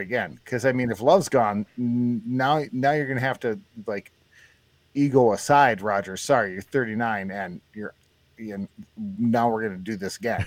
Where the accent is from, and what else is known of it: Turtle Lake, Wisconsin, United States; born or raised there